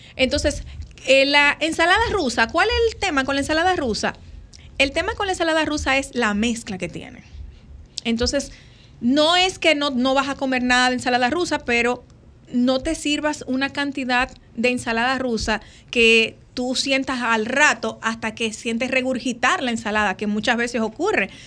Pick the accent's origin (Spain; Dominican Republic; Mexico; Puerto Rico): Dominican Republic; como buenos dominicanos, el plato de comida eh, de la cena navideña lleva el pastel en hoja